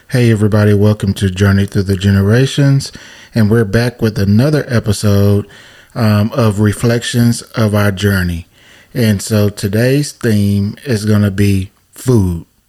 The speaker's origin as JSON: {"language": "English", "region": "the South", "country": "United States", "said": "we're from the South, and and you know, Southern Black families"}